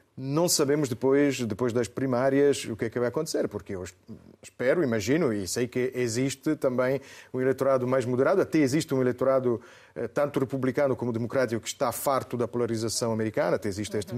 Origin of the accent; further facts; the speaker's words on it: Italy; moved away; eu até como italiano